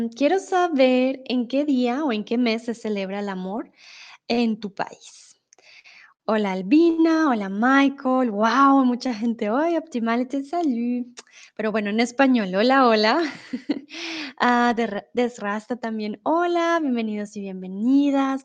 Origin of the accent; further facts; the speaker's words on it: Bogotá, Colombia; Yo vengo de Colombia, soy de Bogotá